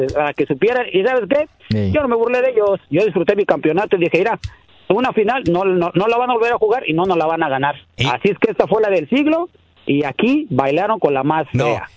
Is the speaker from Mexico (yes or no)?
yes; Cuernavaca, Morelos, Mexico; yo soy de Cuernavaca, Morelos